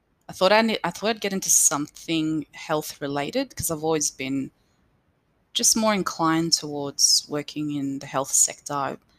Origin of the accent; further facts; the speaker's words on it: Punchbowl, New South Wales, Australia; In Western Sydney. So I was born in Auburn Hospital, actually, but we were living in Punchbowl at the time.